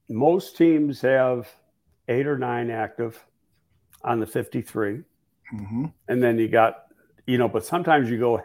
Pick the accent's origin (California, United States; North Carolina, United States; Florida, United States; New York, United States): New York, United States; Buffalo; moved away; from Buffalo, even though I'm working for the Giants, I'm from Buffalo.